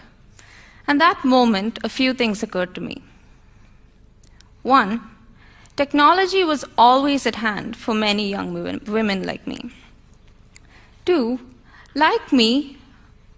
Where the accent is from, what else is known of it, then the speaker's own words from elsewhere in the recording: India; As an Indian